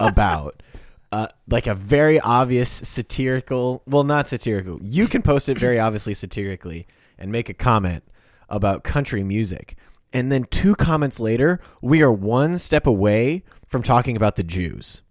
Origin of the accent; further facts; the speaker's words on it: Kansas, United States; I'm from Kansas.